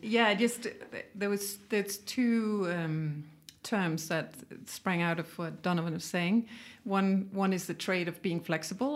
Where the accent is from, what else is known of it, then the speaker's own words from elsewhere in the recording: Denmark; moved away as an adult; also born or lived in Nepal; now in Kenya; I'm from Denmark, and I've lived in Kenya